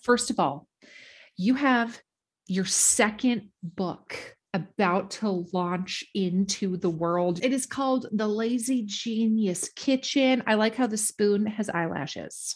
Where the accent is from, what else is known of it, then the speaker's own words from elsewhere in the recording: Duluth, Minnesota, United States; my hometown